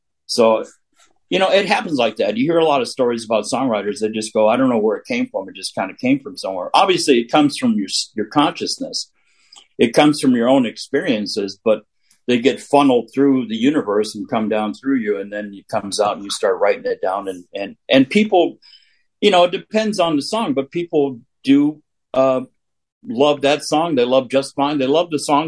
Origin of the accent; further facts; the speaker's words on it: Southern California, United States; Growing up in Southern California